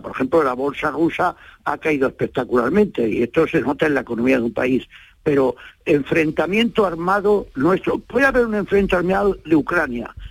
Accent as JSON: {"language": "Spanish", "town": "Almería", "region": "Andalusia", "country": "Spain", "said": "yo soy andaluz por los cuatro costados"}